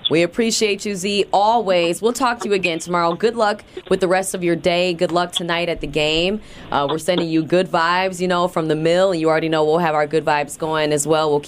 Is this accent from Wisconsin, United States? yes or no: yes; Wisconsin, United States; we're from Wisconsin.